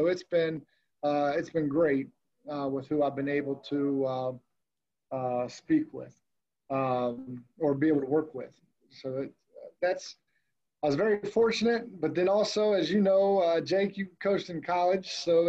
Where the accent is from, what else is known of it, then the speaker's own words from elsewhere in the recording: Morgantown, West Virginia, United States; also born or lived in State College, Pennsylvania; We moved to Morgantown, West Virginia when I was little. I was like 4 or 5 years old. So I grew up in Mountaineer land